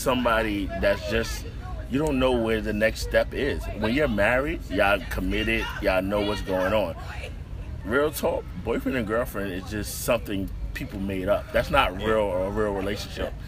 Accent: New York City, New York, United States; I came from Bed Stuy

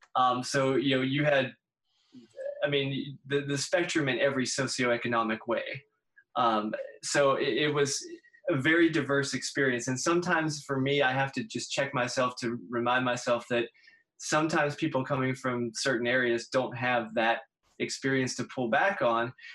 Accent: Pittsburgh, Pennsylvania, United States; moved away; I'm from Pittsburgh originally

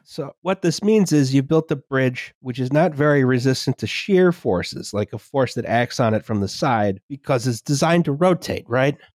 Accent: Virginia, United States; I am from Virginia

